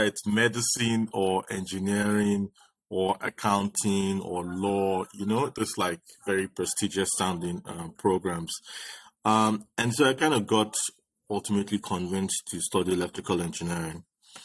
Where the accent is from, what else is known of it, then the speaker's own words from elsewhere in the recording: Ibadan, Oyo, Nigeria; I grew up in Nigeria, in Ibadan